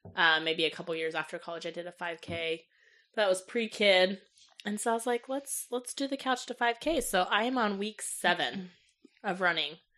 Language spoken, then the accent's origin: English; Johnson County, Kansas, United States; also born or lived in North Carolina; I was raised in Johnson County from the age of twelve until now